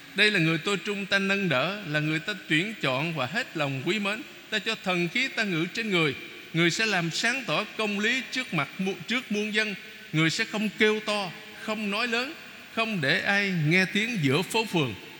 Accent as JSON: {"language": "Vietnamese", "country": "Vietnam", "said": "mình người Việt Nam mà"}